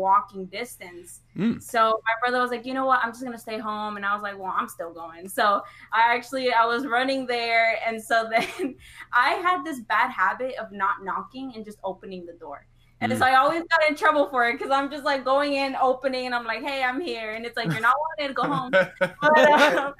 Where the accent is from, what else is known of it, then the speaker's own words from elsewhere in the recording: California, United States; moved away; I'm actually from California. I was born in California, and then I moved here in around 2007.